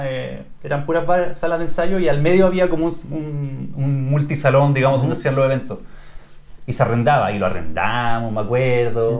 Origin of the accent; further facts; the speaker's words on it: Chile; como chileno